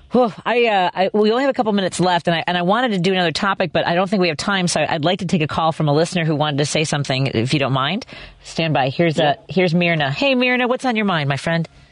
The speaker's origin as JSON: {"language": "English", "town": "Chicago", "region": "Illinois", "country": "United States", "tie": "born or raised there", "said": "I live in Jefferson Park. I live, I grew up in Norwood"}